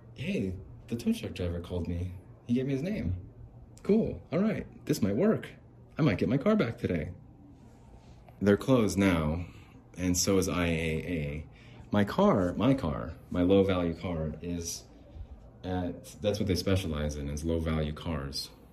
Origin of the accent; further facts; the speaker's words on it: Salt Lake City, Utah, United States; I'm from Salt Lake